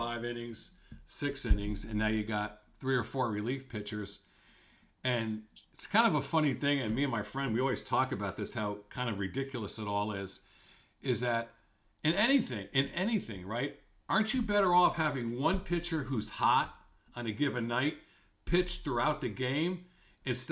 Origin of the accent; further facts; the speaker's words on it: East Coast, United States; I grew up on the East Coast